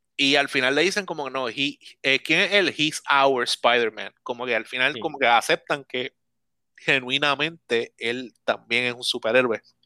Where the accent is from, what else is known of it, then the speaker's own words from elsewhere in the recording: Puerto Rico; yo soy puertorriqueño